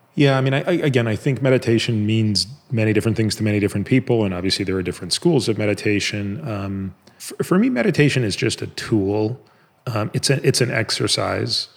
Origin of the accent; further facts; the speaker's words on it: Canada; moved away as an adult; now in United States; I grew up in Canada